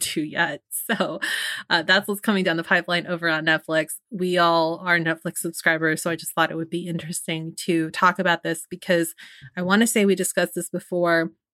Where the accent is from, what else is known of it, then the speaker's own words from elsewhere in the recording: San Francisco, California, United States; something that's very near and dear to my hometown, the city